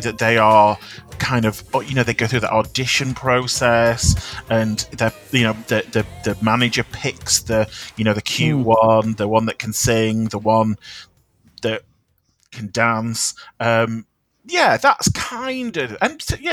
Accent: United Kingdom; I'm a Brit

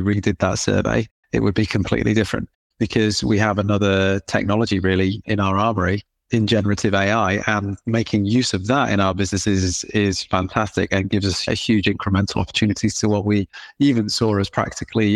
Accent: England, United Kingdom; accent: British/English

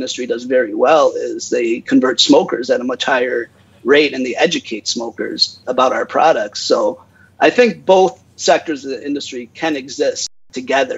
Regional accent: United States; I'm American, right? I was born and raised in America

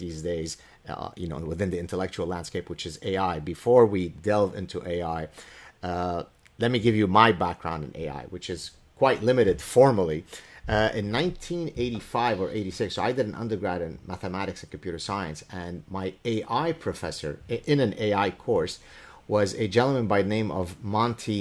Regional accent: Lebanon; first language Arabic; English is a second language; my mother tongue is Arabic. We're Lebanese Jews

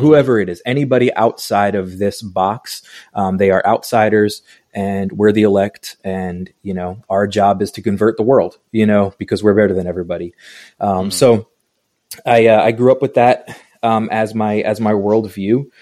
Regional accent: Long Island, New York, United States; now in Atlanta, United States; I grew up in New York, um, Long Island, New York

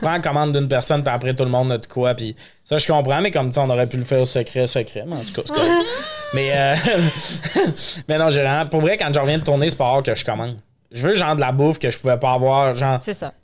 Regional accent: Montreal, Quebec, Canada; on est montréalais

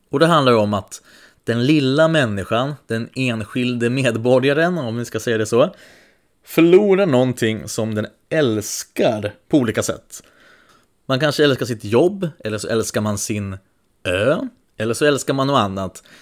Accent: Alingsås, Västra Götaland, Sweden; Nej, jag är från Allingsås.

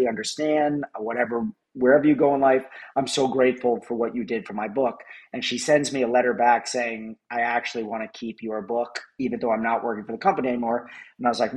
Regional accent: New York, United States; also born or lived in Los Angeles; now in Chicago, United States; I'm from New York, but I lived in LA for 11 years

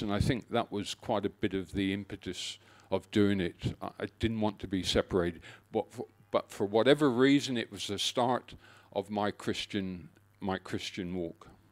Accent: Exmoor, North Devon, South West England, United Kingdom; moved away as an adult; now in Australia; My childhood was spent, um, growing up on the edges of Exmoor, which is in North Devon in the West Country of England.

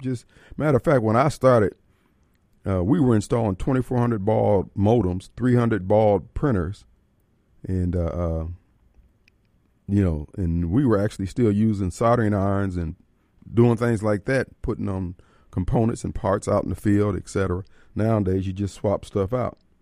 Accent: Decatur, Illinois, United States; I grew up in Decatur, Illinois

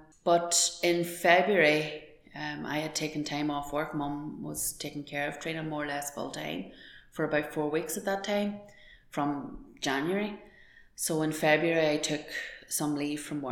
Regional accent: Dromore, Northern Ireland, United Kingdom; We grew up in Dromore, County Tyrone. We had a rural upbringing, carefree

